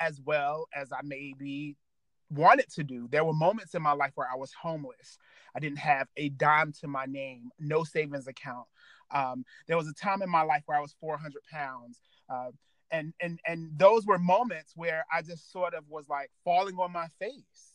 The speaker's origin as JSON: {"language": "English", "region": "Virginia", "country": "United States", "tie": "born or raised there", "said": "I grew up in Virginia and in the Black church"}